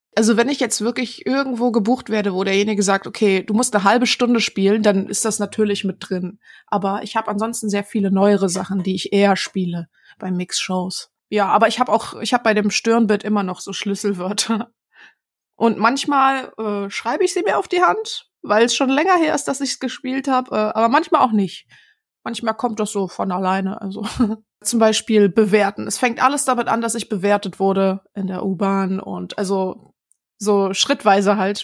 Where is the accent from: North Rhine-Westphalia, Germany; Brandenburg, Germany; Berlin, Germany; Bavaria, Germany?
Berlin, Germany; ich komme aus Berlin-Neukölln ursprünglich